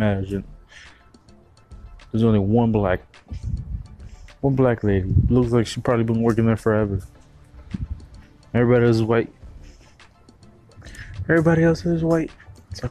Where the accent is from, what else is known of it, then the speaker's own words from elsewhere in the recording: Miami, Florida, United States; I'm from Miami